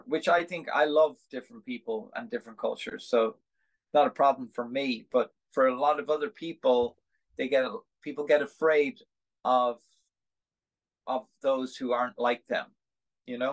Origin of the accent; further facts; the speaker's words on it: Dublin, Leinster, Ireland; moved away as an adult; also born or lived in California, United States / New York, United States; now in United States; I'm from Dublin